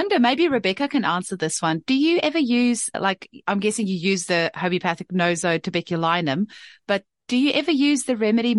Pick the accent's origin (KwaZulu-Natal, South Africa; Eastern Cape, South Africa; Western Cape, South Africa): Western Cape, South Africa; Paarl; now in Perth, Australia; here in Perth where I am, it's very, very flat. And I come from South Africa originally, where in the Paarl Valley, where we've got beautiful mountains. And then I've moved here to Perth where we have no mountains.